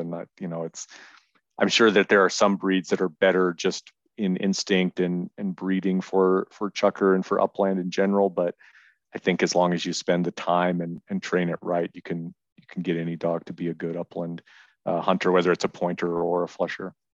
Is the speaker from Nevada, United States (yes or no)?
yes; Reno, Nevada, United States; I've lived in Nevada my whole life. I'm from Reno